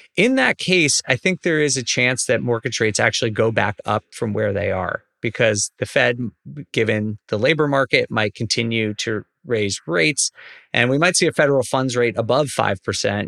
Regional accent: New York, United States; moved away; I'm from New York originally

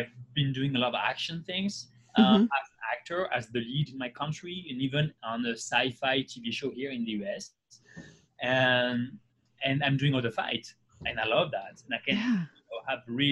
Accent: south of France, France; born or raised there; English is a second language; moved away as an adult; also born or lived in Paris

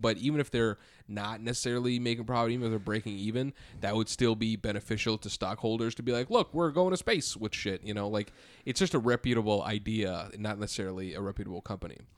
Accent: near Udaipur, Rajasthan, India; this is the big city from where I'm from.

